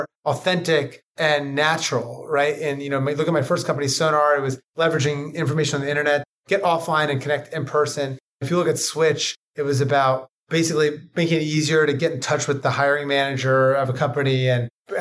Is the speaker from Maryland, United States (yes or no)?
yes; Ocean City, Maryland, United States; moved away as an adult; also born or lived in New Hampshire / Italy / New York; I'm from Ocean City, Maryland. It's a small mid-Atlantic beach resort, cotton candy, funnel cakes, roller coaster rides, haunted houses. Grew up surfing